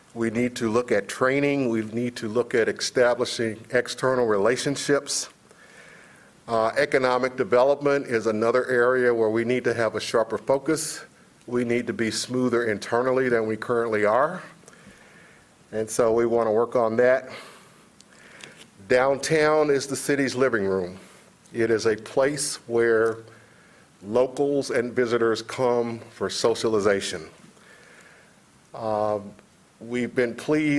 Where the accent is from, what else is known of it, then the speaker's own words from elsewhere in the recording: Kentucky, United States; moved away; I'm from Kentucky